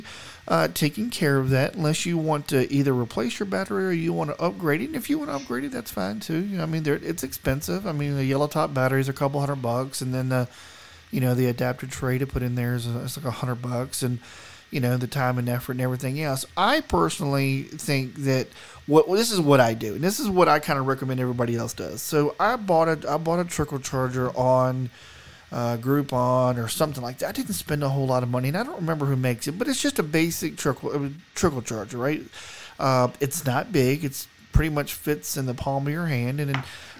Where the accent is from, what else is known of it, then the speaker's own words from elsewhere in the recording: the South, United States; now in Colorado, United States; I'm from the South. We didn't get snow where I live.